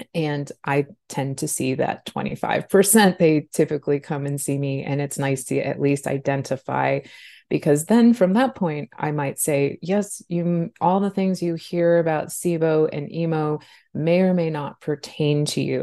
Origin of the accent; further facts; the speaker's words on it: Southeast Alaska, United States; moved away as an adult; also born or lived in Los Angeles; I grew up in Southeast Alaska in a very rural town.